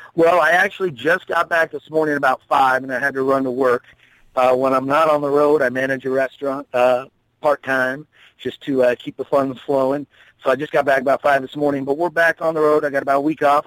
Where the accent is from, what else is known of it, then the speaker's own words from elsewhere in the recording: Tucson, Arizona, United States; also born or lived in North Carolina; now in Wilmington, United States; I'm originally a Southwestern boy. I'm from Tucson, Arizona